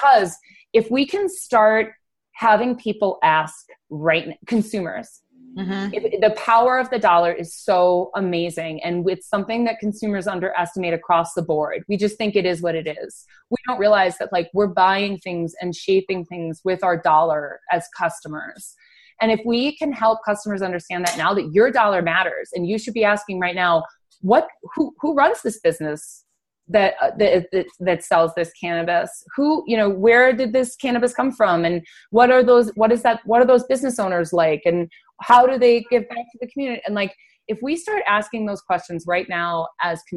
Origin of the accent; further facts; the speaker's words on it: Denver, Colorado, United States; I'm from Denver, Colorado